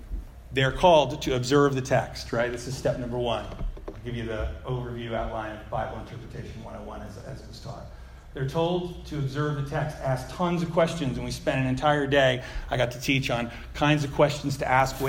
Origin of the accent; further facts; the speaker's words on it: United States; I'm an American